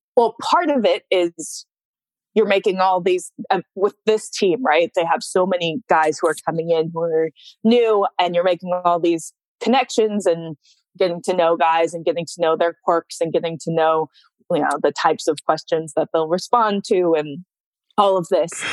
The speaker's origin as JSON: {"language": "English", "area": "West Coast", "region": "Washington", "country": "United States", "tie": "born or raised there", "moved": "yes", "said": "I grew up on the West Coast"}